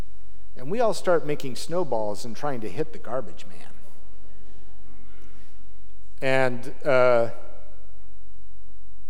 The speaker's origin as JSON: {"language": "English", "town": "Salt Lake City", "region": "Utah", "country": "United States", "tie": "born or raised there", "said": "I grew up in Salt Lake City"}